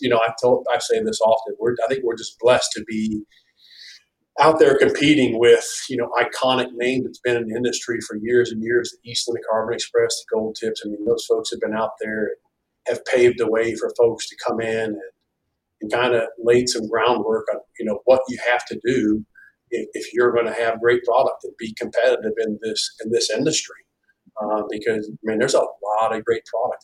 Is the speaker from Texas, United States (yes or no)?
no; Ohio, United States; moved away as an adult; now in Georgia, United States; We're originally from Ohio, not from Georgia. We're Ohio native, lived in Ohio for 40 years.